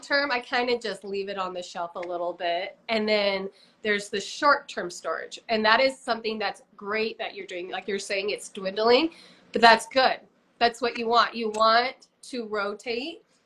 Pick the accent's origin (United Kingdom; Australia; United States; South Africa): United States; Utah; I was born and raised here in Utah.